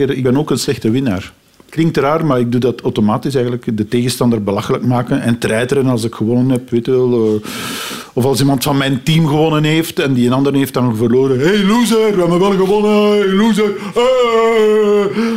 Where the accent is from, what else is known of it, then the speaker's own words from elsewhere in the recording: Aalst, Flanders, Belgium; ik ben van Alst. Ik ga geregeld naar het carnaval in Alst.